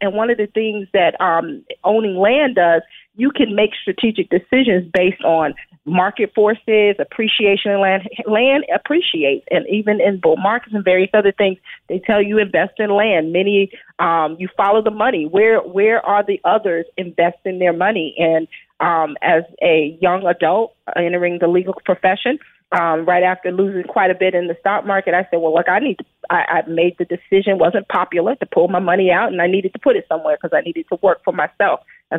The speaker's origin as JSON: {"language": "English", "town": "Brooklyn", "region": "New York", "country": "United States", "tie": "born or raised there"}